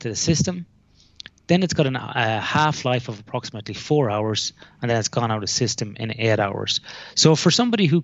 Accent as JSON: {"language": "English", "country": "Ireland", "accent": "Irish", "moved": "as an adult", "lives_now": "Western Australia, Australia", "said": "I am Irish"}